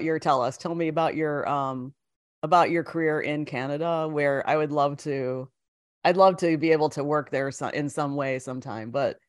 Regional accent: Midwest, United States; accent: Midwestern; now in Chicago, United States; Well, you don't sound like Midwestern, like annoying nasal vowels like I have

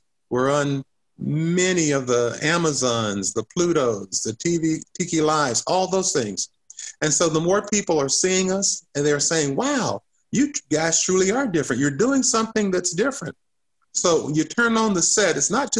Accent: the South, United States; I love this country. I love being a Southerner. You know, this is my roots. I think that this is a great place to be.

